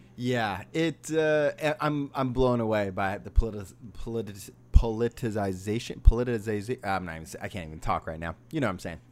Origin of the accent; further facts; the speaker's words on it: Sacramento, California, United States; we're from Sacramento